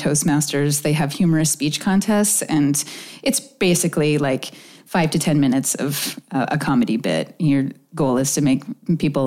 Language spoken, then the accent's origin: English; Oak Harbor, Washington, United States; also born or lived in Lincoln, Nebraska; I grew up on Whidbey Island. I grew up a couple of miles from Deception Pass, about 6 miles outside of Oak Harbor